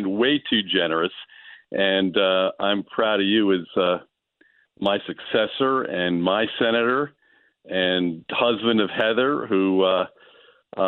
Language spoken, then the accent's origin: English; Monmouth County, New Jersey, United States; my hometown senators